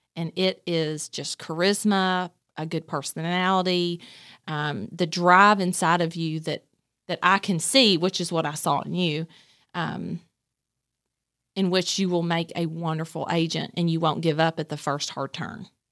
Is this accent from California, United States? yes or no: no; Nicholasville, Kentucky, United States; born or raised there; also born or lived in Somerset, Kentucky / Whitley County, Kentucky